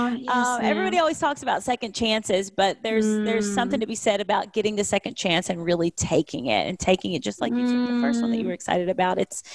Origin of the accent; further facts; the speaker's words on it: Kentucky, United States; now in Nashville, United States; I'm recording from Nashville today because that's where I live now. But I'm from Kentucky.